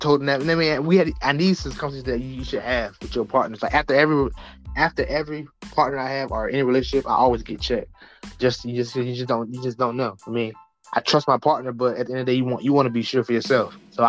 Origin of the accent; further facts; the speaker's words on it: Norfolk, Virginia, United States; from Norfolk, 757.